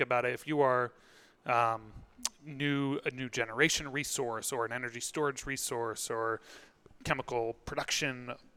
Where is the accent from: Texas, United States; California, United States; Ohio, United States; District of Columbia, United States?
District of Columbia, United States; Washington; now in Boston, United States; I grew up in Washington, D.C.